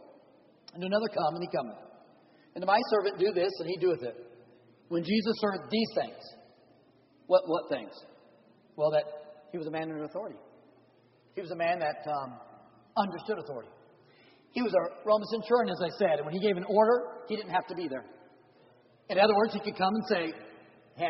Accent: San Diego, California, United States; moved away; also born or lived in Oklahoma; I grew up in San Diego, California.

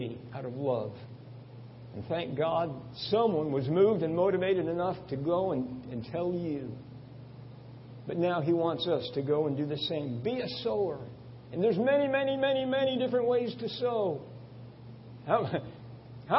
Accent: Long Island, New York, United States; I grew up on Long Island, not too far from here.

